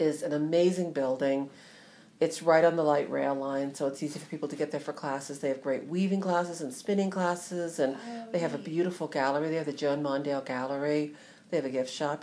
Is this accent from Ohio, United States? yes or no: yes; Ohio, United States; moved away; also born or lived in New Jersey; I'm from Ohio actually.